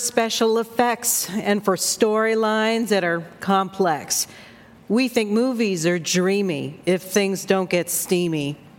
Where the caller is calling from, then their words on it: Fairfield, Connecticut, United States; I'm calling from Fairfield, Connecticut.